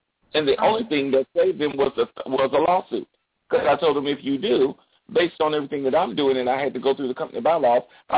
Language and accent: English; South Carolina, United States; Like I said, I'm from South Carolina.